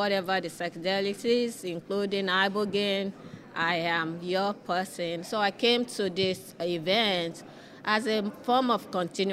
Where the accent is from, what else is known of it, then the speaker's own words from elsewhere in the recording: Nigeria; now in Washington, D.C., United States; I was born in West Africa, in Nigeria